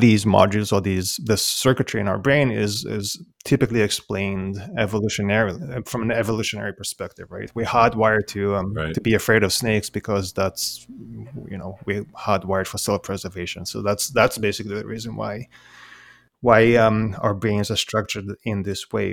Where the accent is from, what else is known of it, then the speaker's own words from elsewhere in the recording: Israel; now in Sydney, Australia; I, I, was born and raised in Israel